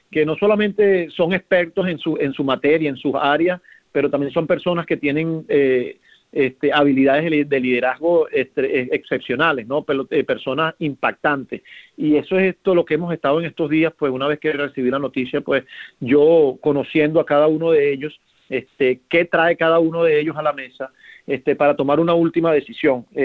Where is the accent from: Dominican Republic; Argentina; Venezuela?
Venezuela